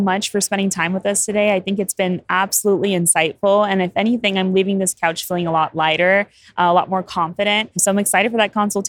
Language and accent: English; Orlando, Florida, United States; moved away; So I'm actually from Orlando, Florida, right? But I will not be returning. So I am going to be moving to Houston, Texas.